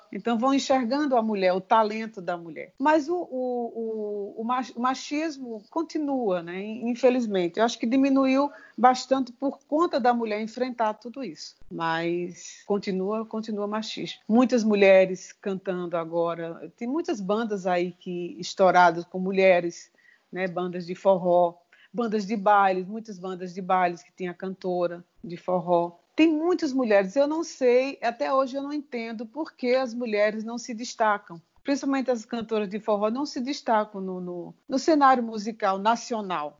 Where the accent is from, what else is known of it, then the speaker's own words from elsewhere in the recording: Sertânia, Pernambuco, Brazil; now in Recife, Brazil; eu sou do interior de Sertânia